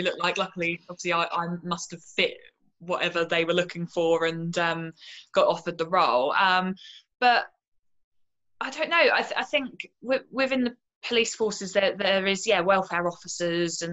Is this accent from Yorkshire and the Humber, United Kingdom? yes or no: no; Portsmouth, South East England, United Kingdom; also born or lived in London; I moved down to Portsmouth, which is where my hometown